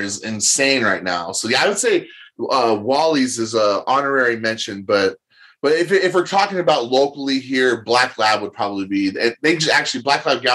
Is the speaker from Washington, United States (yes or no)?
yes; Marysville, Washington, United States; also born or lived in Arlington, Washington; I was born and raised in Marysville